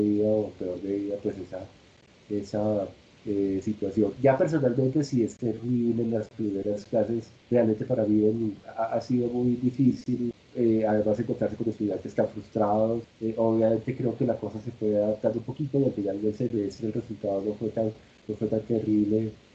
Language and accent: Spanish; Colombia; como colombianos